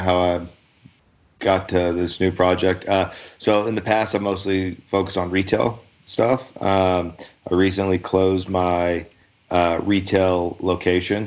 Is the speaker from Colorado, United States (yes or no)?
no; Louisville, Kentucky, United States; also born or lived in Montana / Salt Lake City, Utah; now in Utah, United States; I'm originally from Louisville, Kentucky